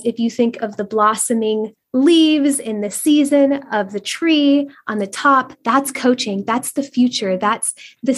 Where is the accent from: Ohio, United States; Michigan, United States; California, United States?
California, United States; Northern; moved away; I'm originally from Northern California where there's big, beautiful oaks